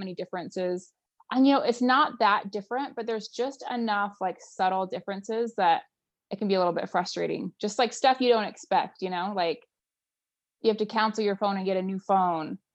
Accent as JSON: {"language": "English", "region": "Utah", "country": "United States", "tie": "born or raised there", "also_born_or_lived": "Berkeley, California / Vancouver, Canada", "moved": "as an adult", "said": "I grew up here in Utah in the US"}